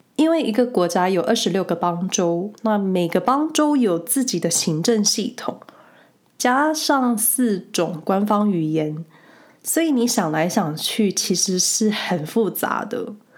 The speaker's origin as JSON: {"language": "Chinese", "town": "Hsinchu", "country": "Taiwan", "tie": "born or raised there", "moved": "as an adult", "lives_now": "Switzerland", "said": "我老家新竹"}